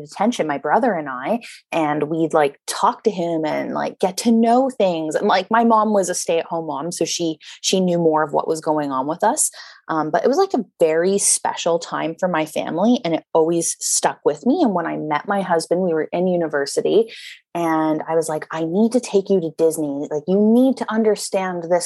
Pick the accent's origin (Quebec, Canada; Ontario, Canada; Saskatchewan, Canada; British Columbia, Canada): British Columbia, Canada; Vancouver; I grew up in Vancouver on the West Coast